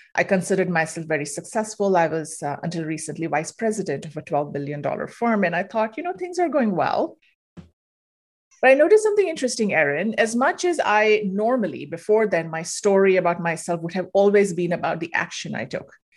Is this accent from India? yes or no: yes; India; moved away as an adult; I'm originally from India, moved here for grad school, stayed on